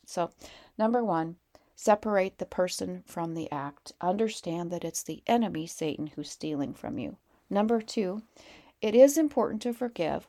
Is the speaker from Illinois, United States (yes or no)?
no; Montana, United States; we're from Montana